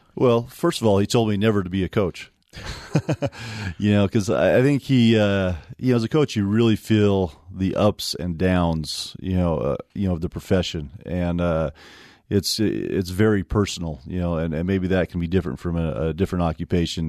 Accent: Provo, Utah, United States; also born or lived in Cedar Hills, Utah; I grew up here in Provo

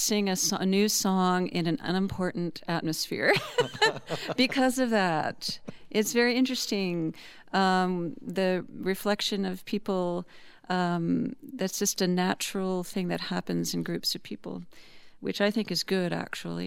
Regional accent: Washington, District of Columbia, United States; now in Utah, United States; I'm from the East Coast, Washington, D.C., but I've lived in Utah for decades now

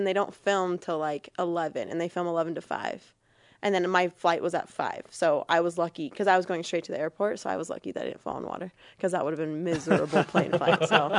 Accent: California, United States; actually heading back to California to go coach like a luge clinic.

